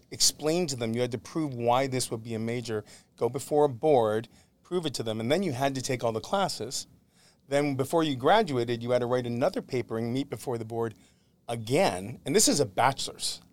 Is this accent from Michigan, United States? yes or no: no; Syracuse, New York, United States; moved away as an adult; now in Los Angeles, United States; Grew up in upstate New York, in Syracuse, New York